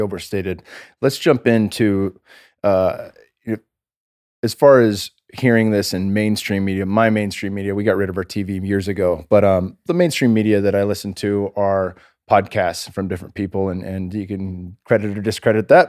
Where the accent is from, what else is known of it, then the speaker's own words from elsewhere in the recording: California, United States; I'm from California.